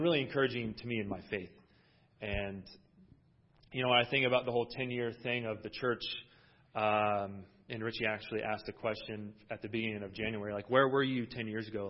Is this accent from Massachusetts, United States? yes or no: no; Iowa, United States; moved away as an adult; now in California, United States; I'm originally from Iowa. I'm not a California. Well, I, I guess I'm a California boy now